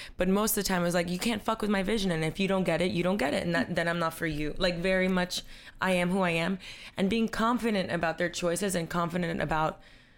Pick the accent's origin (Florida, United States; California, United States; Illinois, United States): Florida, United States; Coral Gables; moved away as an adult; also born or lived in New York; I grew up in Coral Gables, but I grew up with a single mom